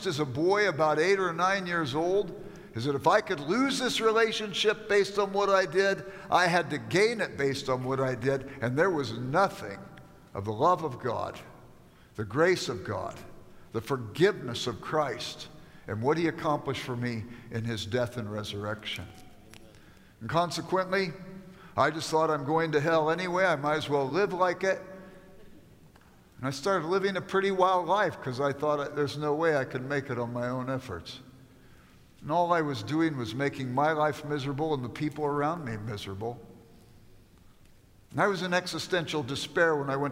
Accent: Los Angeles, California, United States; I grew up in South Central Los Angeles

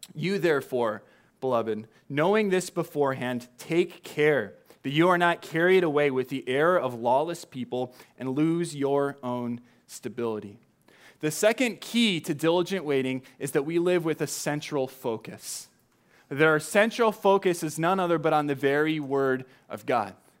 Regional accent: Southern California, United States; now in Chicago, United States; when you grow up in Southern California

